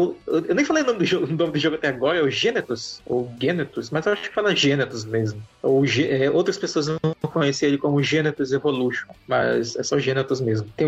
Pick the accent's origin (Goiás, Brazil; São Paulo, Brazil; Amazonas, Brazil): Amazonas, Brazil; parece com a minha terra. Parece ali com os arredores de Terfé esse cenário.